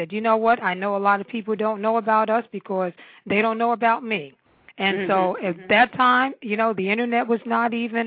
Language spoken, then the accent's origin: English; New York, United States; now in Washington metropolitan area, United States; I was born and raised in New York, in Harlem. I'm a Harlem girl.